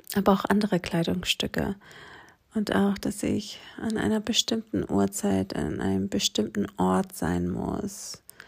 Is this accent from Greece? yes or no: yes; Aegina, Attica, Greece; German is a second language; moved away as an adult; now in Germany; diese kleine griechische Insel, wo ich aufgewachsen bin, Egina die liegt gegenüber von Athen